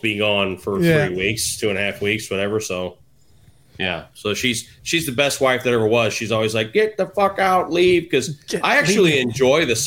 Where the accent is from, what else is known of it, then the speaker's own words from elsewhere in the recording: St. Louis, Missouri, United States; moved away; it's my hometown